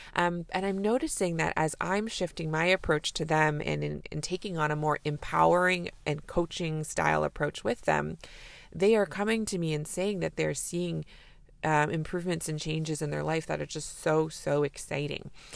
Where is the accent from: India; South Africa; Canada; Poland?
Canada; I'm a Canadian family physician